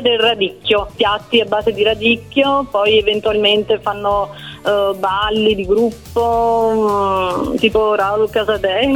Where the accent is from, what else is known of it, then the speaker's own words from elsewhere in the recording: Province of Venice, Veneto, Italy; also born or lived in Naples; Da piccola, perché i miei già lavoravano qua a Venezia e quindi ho sempre vissuto qui a Venezia